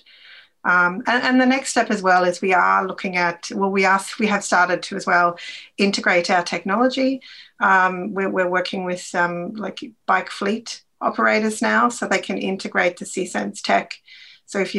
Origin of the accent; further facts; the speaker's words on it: Australia; moved away; I'm Australian